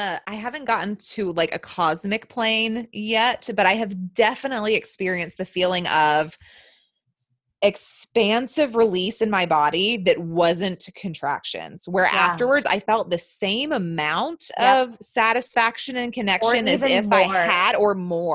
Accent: the Bible Belt, the South, United States; I was born and raised in the South, in the Bible Belt

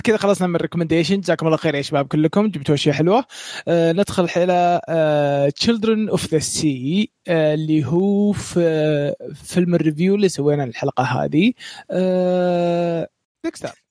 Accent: Saudi Arabia; عندنا في السعودية

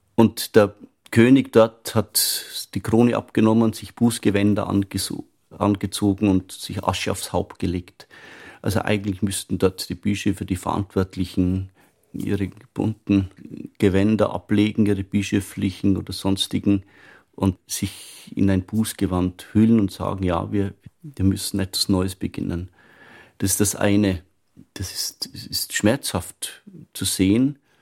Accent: Upper Palatinate, Bavaria, Germany; moved away as an adult; now in Vienna, Austria; ich stamme aus der Oberpfalz, das ist der bayerische Wald nördlich von Regensburg. Ich bin aufgewachsen auf einem Bauernhof

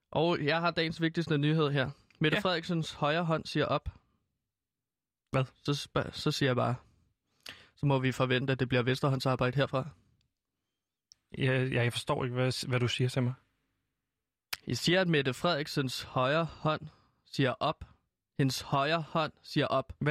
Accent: Denmark; jeg er rigtig glad for, at officielt jeg kan sige, at jeg er dansker

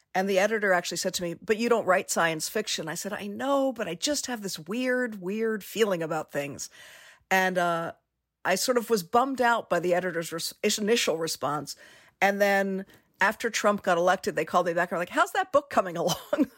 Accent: Washington, District of Columbia, United States; moved away; I grew up in Washington, D.C.

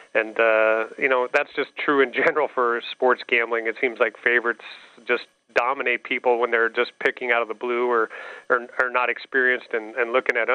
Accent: Nebraska, United States; I grew up in Nebraska, was a Cornhusker

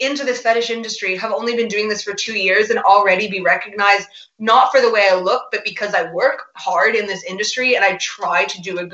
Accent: Vancouver, British Columbia, Canada; moved away as an adult; also born or lived in Edinburgh, Scotland; now in Rome, Italy; I grew up in Canada, in Vancouver

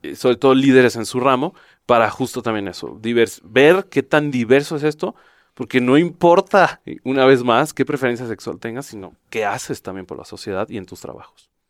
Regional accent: Jalisco, Mexico; Yo soy de Jalisco

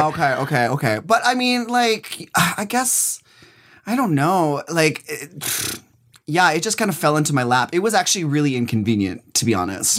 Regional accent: Minnesota, United States; moved away; also born or lived in New York City; I'm from, I'm from Minnesota, so my very first time ever being in drag and performing was in Minneapolis

